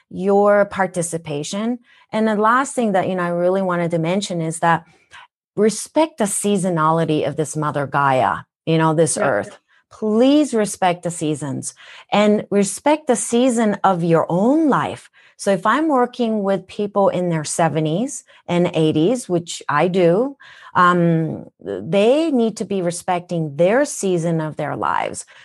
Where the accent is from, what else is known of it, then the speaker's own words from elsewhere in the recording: Minnesota, United States; accent: Minnesotan; I lived in Minnesota when I moved from Japan. That's why I have a Minnesotan accent.